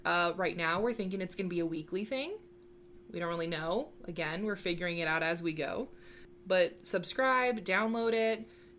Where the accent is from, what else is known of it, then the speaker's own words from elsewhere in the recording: Arizona, United States; We are cousins. We're from Arizona.